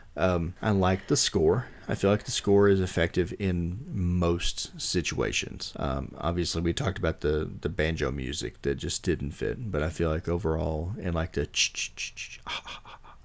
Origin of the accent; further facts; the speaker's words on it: Texas, United States; I grew up in Texas with rattlesnakes and copperheads